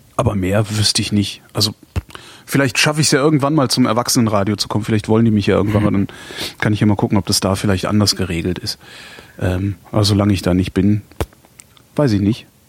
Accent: Cologne, North Rhine-Westphalia, Germany; moved away; meiner Heimatstadt immer zu halten. Ich finde Köln unglaublich lebenswert

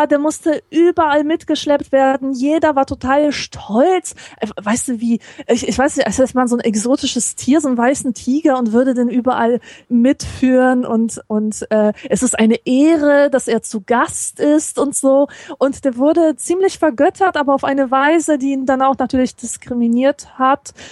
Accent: Poland; now in Germany; ich als Polin

